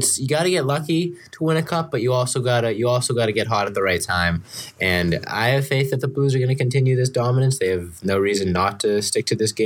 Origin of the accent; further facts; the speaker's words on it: Massachusetts, United States; I'm from Massachusetts